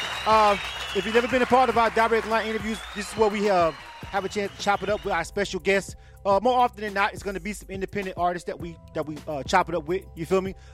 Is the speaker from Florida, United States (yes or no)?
yes; Florida, United States; now in Atlanta, United States; I'm from Florida myself